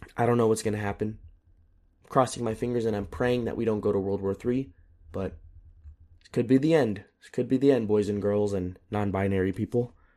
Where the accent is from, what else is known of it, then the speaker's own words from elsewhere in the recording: United States; now in Europe; I am very proud and very grateful to be an American